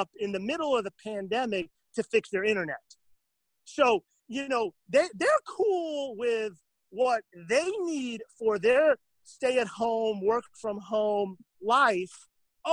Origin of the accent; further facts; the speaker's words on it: Miami, Florida, United States; I grew up in Miami